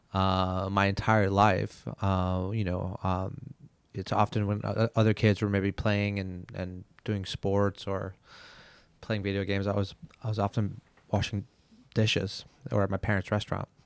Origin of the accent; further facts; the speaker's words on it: Montreal, Quebec, Canada; moved away; I'm from Montreal